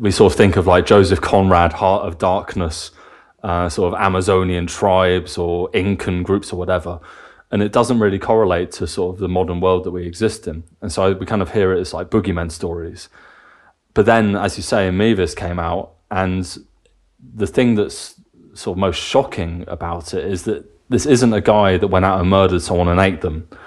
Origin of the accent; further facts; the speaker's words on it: England, United Kingdom; moved away as an adult; also born or lived in Cardiff / Bavaria; now in Germany; growing up in England and going to university in Cardiff.